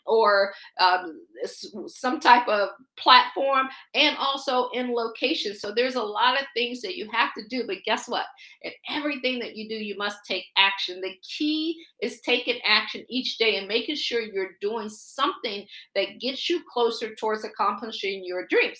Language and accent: English; Akron, Ohio, United States; moved away as an adult; also born or lived in Washington, D.C. area / Baltimore / Boston / Pittsburgh; I'm from Akron, Ohio. I always joke and say I grew up shy shelter in church basically six days a week